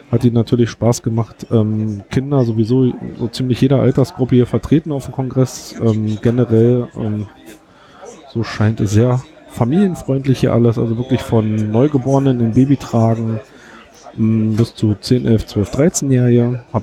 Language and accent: German; Berlin, Germany; was so ein bisschen bemerkenswert, zumindest für uns aus Berlin war, ähm, dass bei uns in Berlin gibt es Globus Baumärkte